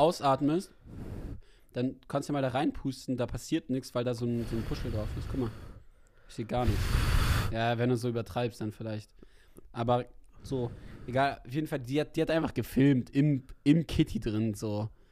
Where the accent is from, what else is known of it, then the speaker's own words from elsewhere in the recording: Berlin, Germany; als Berliner